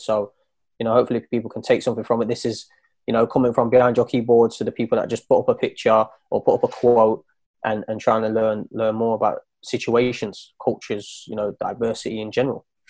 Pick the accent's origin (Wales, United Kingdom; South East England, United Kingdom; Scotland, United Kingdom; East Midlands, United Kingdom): East Midlands, United Kingdom; Nottingham; also born or lived in East London; now in London, United Kingdom; I'm from Nottingham. I live in East London now